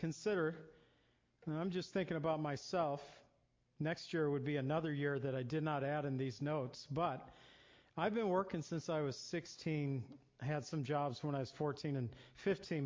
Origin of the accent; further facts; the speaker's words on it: near Zion, Illinois, United States; I grew up near Zion, Illinois